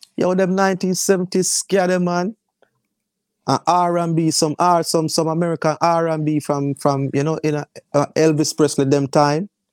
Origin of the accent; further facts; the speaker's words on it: Kingston, Jamaica; I grew up in the Kingston fourteen area. of Kingston